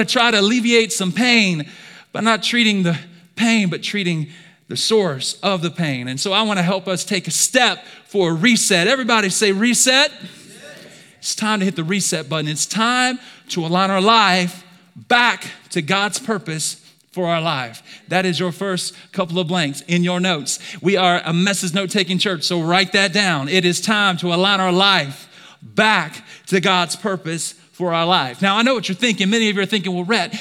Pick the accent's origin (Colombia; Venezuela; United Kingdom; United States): United States; Alabama; I'm from Alabama